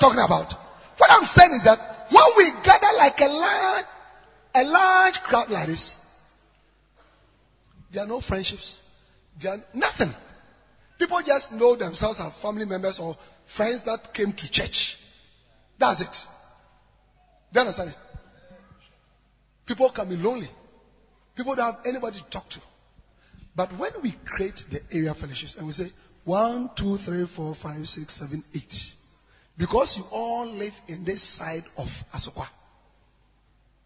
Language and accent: English; Ghana